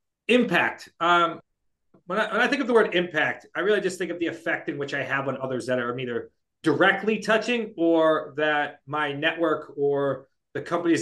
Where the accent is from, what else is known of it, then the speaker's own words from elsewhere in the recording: Shrewsbury, Massachusetts, United States; I am not moving back to Shrewsbury, Massachusetts until we live on the other side of town